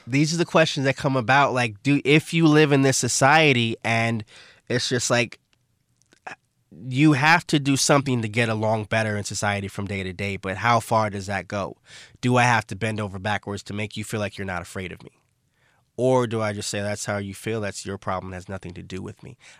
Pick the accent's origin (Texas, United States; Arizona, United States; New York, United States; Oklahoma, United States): New York, United States; New York City; moved away as an adult; also born or lived in Brooklyn, New York / Buffalo, New York / Barcelona, Spain; actually born in Brooklyn. I never lived in Brooklyn. I'm from Saint Albans, Queens, Southeast Queens.